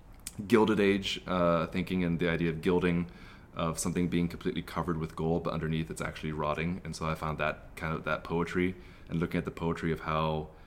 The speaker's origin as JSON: {"language": "English", "region": "Texas", "country": "United States", "tie": "born or raised there", "also_born_or_lived": "Colorado", "moved": "as an adult", "lives_now": "Los Angeles, United States", "said": "Born in Colorado. I grew up in Texas."}